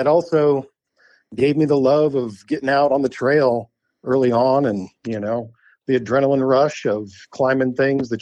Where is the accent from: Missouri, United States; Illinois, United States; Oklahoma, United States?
Missouri, United States; Lake of the Ozarks; now in Moab, United States; I was born and raised in the Lake of the Ozarks.